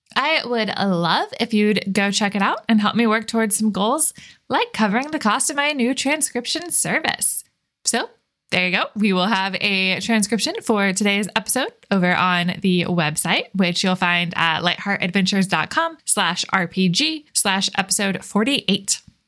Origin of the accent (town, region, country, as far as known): Florida, United States; born or raised there; moved away as an adult; now in Washington, United States